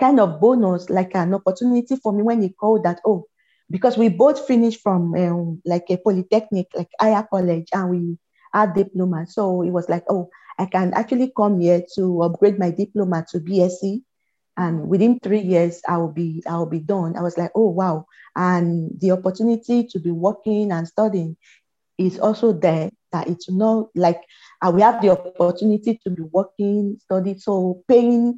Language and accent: English; Lagos, Nigeria; moved away as an adult; now in Estonia; I live in Lagos. I grew up in Lagos. I was born in Lagos.